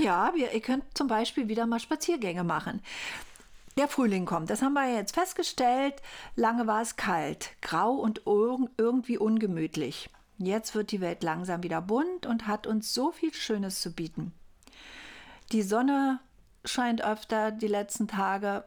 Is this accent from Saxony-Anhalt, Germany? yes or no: yes; Altmark, Saxony-Anhalt, Germany; In meiner Heimat, in der Altmark